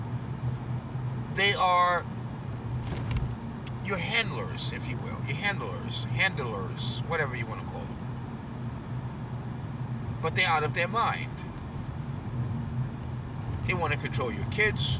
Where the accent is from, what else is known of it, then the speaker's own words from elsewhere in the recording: New York, United States; I'm a New Yorker